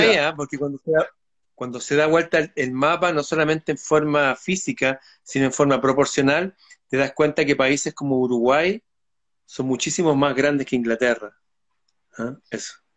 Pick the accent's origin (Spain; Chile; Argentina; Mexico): Chile; sí, soy chileno